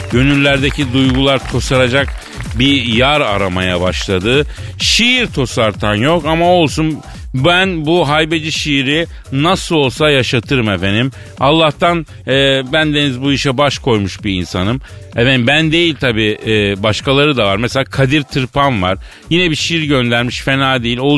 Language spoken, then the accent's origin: Turkish; Elazığ Province, Turkey; Ya ne arar güzelim biz Elazığlıyız kuru iklim çocuğuyuz.